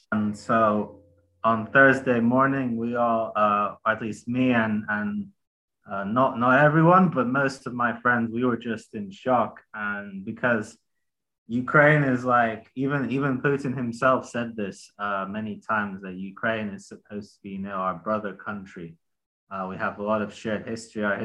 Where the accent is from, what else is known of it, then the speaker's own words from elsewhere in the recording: United Kingdom; I'm British and Russian, so uh, both of my countries have been involved in in bombing Syria